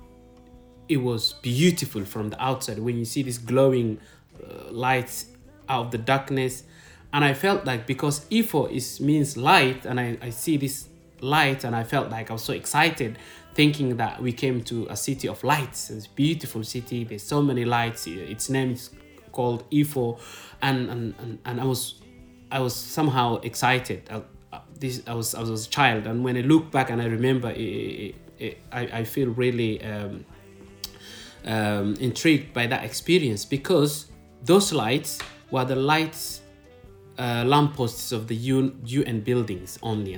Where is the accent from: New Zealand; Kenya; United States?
Kenya; also born or lived in Somalia / Kismayo, Somalia; I was born in Somalia, but I didn't grow up in Somalia. Because of the civil war, I ended up in Kenya.